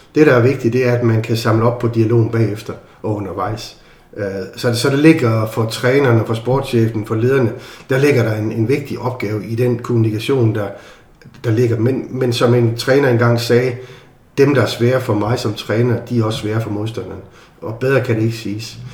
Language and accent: Danish; Aarhus, Central Denmark Region, Denmark; jeg er jo født og opvokset i Aarhus